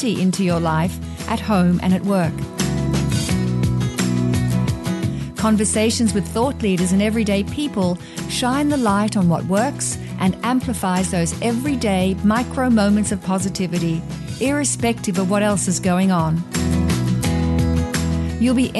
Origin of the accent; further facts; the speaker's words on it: Australia; Growing up in Australia, where drought is a big issue